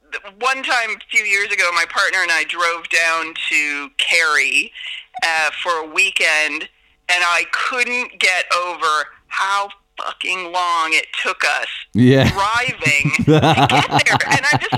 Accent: Oregon, United States; now in Ireland; I'm a proud Oregonian.

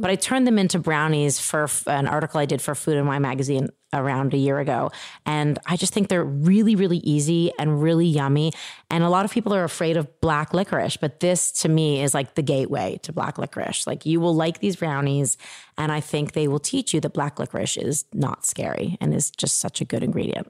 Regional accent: Toronto, Ontario, Canada; moved away; I grew up in Toronto, Canada.

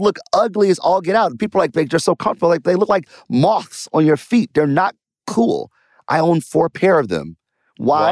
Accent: Detroit, Michigan, United States; I'm from Detroit, born and raised, did well in math and science.

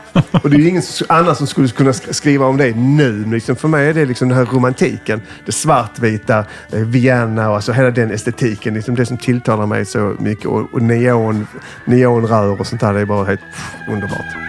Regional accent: Skåne, Sweden; accent: Scanian (skånska); jag är ju jättepatriotisk, ännu mer när jag är i liksom, Stockholm som nu, för då överdriver jag min skånska

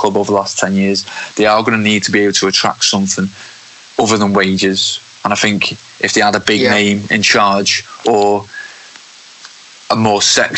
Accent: the north of England, United Kingdom; I'm from the North myself, and I've never lived in London

